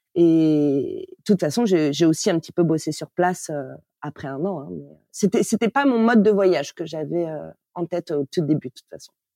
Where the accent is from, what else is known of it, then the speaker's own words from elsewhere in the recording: Paris, Île-de-France, France; moved away as an adult; Je suis née à Paris. J'ai grandi en banlieue